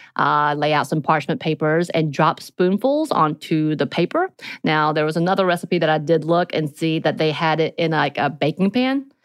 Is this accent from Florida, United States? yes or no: no; mountains of Georgia, United States; growing up in the mountains of Georgia